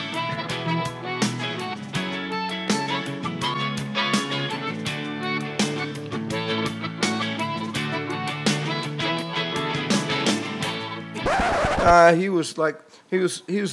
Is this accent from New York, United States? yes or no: yes; New York City, New York, United States; I was born and raised in New York City